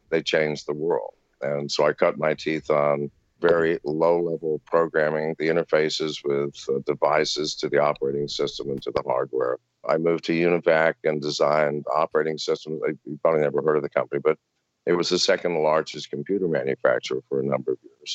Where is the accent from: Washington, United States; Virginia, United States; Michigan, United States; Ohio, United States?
Virginia, United States; also born or lived in England; I was raised in Virginia, a lovely, lovely part of America.